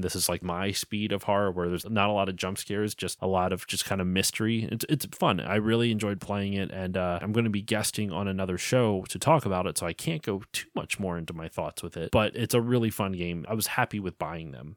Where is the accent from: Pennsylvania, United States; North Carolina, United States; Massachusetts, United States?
Pennsylvania, United States; I'm from Pennsylvania